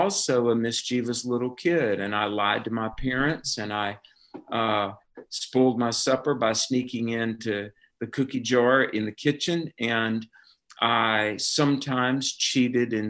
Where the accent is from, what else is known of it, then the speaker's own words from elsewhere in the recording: North Carolina, United States; I grew up in North Carolina, and the Bible Belt